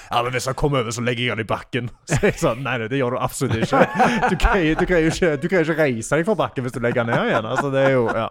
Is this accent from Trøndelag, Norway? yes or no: no; Sola, Rogaland, Norway; moved away; also born or lived in Netherlands; Jeg er fra Stavanger, eller fra Sola